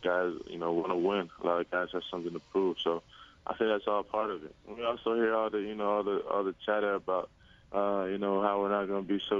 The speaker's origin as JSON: {"language": "English", "area": "Philadelphia area", "region": "Pennsylvania", "country": "United States", "tie": "born or raised there", "said": "I was actually really close to going to Villanova. That was my hometown school"}